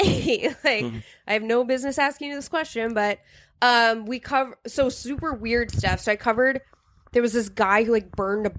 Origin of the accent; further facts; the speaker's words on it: St. Cloud, Minnesota, United States; also born or lived in New Hampshire; I grew up in St. Cloud.